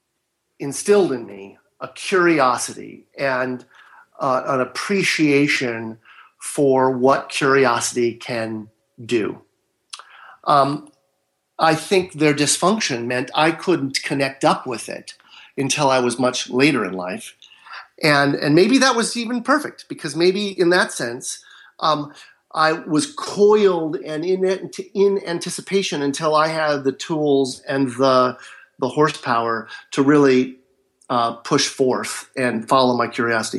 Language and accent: English; Marin County, Northern California, United States; now in Southern California, United States; I was raised in Northern California, in Marin County